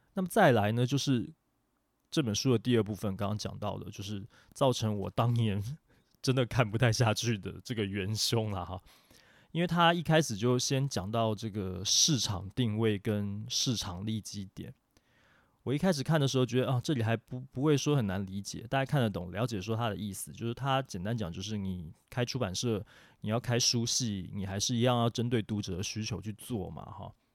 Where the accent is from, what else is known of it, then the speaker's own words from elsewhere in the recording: Taiwan; 我们台湾这边